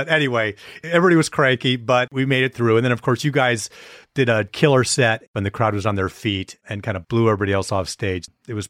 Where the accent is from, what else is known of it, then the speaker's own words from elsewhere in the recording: Wisconsin, United States; moved away as an adult; also born or lived in Beaver Dam / Green Bay / De Pere / Milwaukee; So I grew up in a few different places in Wisconsin, Beaver Dam, went to high school in Green Bay.